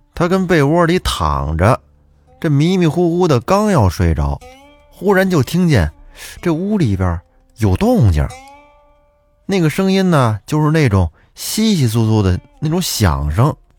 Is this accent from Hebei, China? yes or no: yes; Huanghua, Hebei, China; 我的故乡也是沧州市，我是沧州黄花人